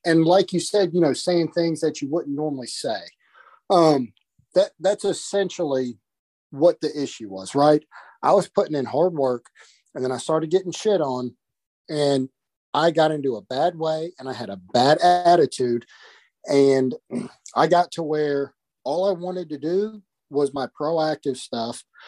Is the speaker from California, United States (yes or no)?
no; North Carolina, United States; I'm from North Carolina